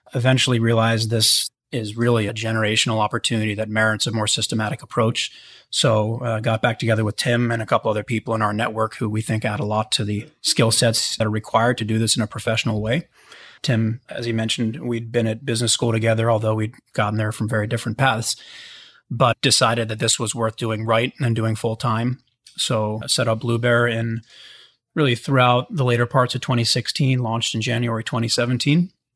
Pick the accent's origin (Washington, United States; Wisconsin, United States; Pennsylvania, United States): Pennsylvania, United States; Pittsburgh; I grew up in Pittsburgh, so always with kind of an industrial background